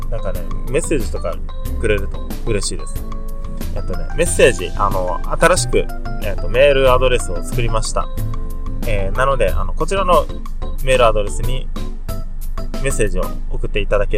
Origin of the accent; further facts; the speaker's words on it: Okinawa, Japan; 沖縄出身の男です